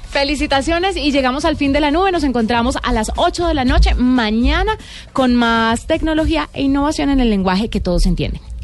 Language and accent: Spanish; Colombia; los colombianos que nos gusta tanto el café